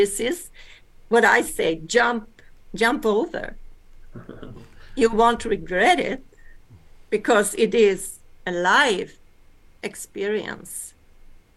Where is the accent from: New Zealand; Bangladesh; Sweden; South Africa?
Sweden; also born or lived in Alaska, United States; yes, I am from Sweden. But I am born in America. In Alaska. So I came to Sweden when I was 2 years old.